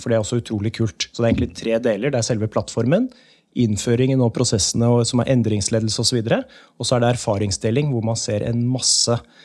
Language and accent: Norwegian; Asker, Akershus, Norway; also born or lived in Gamle Oslo, Oslo; now in Oslo, Norway; Aske kommune, for det er der jeg er fra